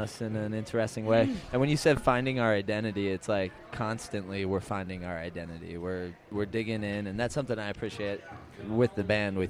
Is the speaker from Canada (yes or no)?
no; New Jersey, United States; now in California, United States; I'm from New Jersey, and back in the day when I was growing up, we had a scene going on back there